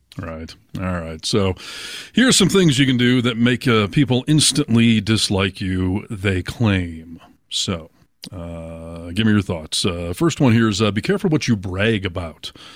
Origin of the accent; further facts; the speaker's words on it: Chelsea, Michigan, United States; moved away as an adult; also born or lived in Ann Arbor, Michigan; now in Seattle, United States; Well, I'm actually from Chelsea, Michigan, which is just outside of Ann Arbor, and then I moved to Ann Arbor when I graduated, lived there until I moved to Seattle